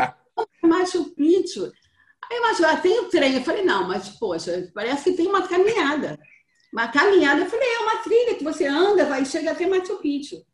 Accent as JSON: {"language": "Portuguese", "country": "Brazil", "said": "eu descobri que eu não era brasileira"}